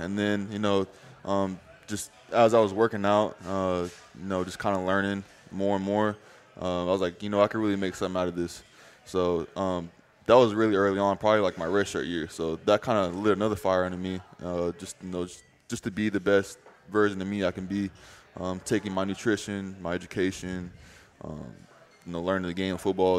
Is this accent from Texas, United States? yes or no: no; New Mexico, United States; born there; also born or lived in Tennessee; No, so I was born in New Mexico.